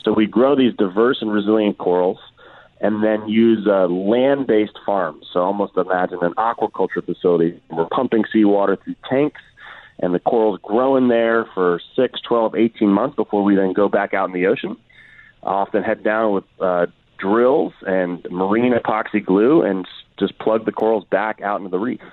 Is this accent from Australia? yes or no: no; Washington, District of Columbia, United States; I'm from Washington D.C.